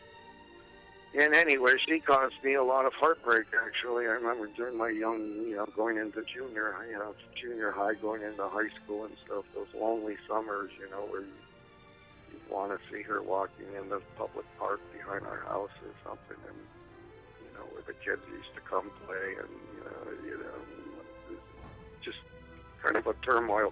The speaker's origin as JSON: {"language": "English", "town": "Endicott", "region": "New York", "country": "United States", "tie": "born or raised there", "moved": "yes", "lives_now": "San Diego, United States", "said": "my hometown of Endicott"}